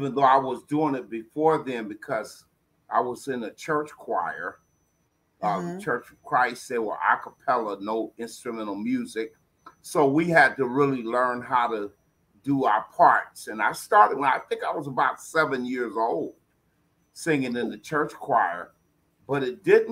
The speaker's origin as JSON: {"language": "English", "town": "San Francisco", "region": "California", "country": "United States", "tie": "born or raised there", "said": "I'm from San Francisco, born and raised there, lived in Hunters Point"}